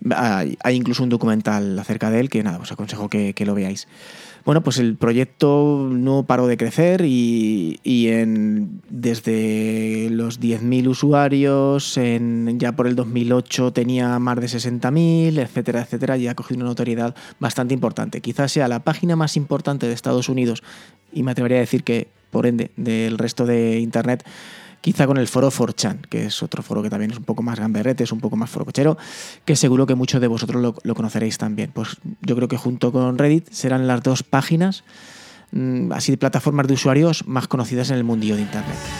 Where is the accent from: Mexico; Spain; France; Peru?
Spain; aquí en España